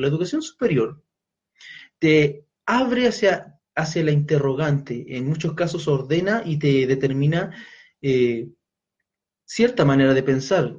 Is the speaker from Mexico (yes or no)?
no; Chile; quienes somos chilenos